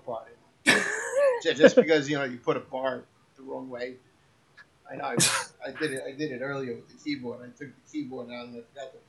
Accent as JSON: {"language": "English", "town": "New York City", "region": "New York", "country": "United States", "tie": "born or raised there", "also_born_or_lived": "Brooklyn / Long Island", "accent": "Brooklyn", "lives_now": "Staten Island, United States", "said": "I was born in Brooklyn, raised a little bit more in Queens. Was out in Long Island for a little while."}